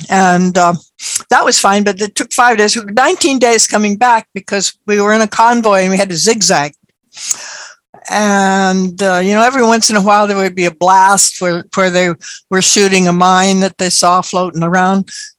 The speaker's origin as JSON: {"language": "English", "town": "Berkeley", "region": "California", "country": "United States", "tie": "born or raised there", "also_born_or_lived": "Honolulu", "said": "Oh, Berkeley. Well, that, of course, it was World War II. We started off World War II in Honolulu. And then in August of 1942, Mama and I took a 19-day cruise across the Pacific on courtesy of the U.S. government to get back to San Francisco."}